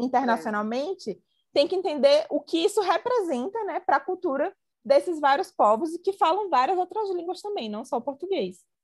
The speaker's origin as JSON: {"language": "Portuguese", "country": "Brazil", "said": "A gente como brasileiro"}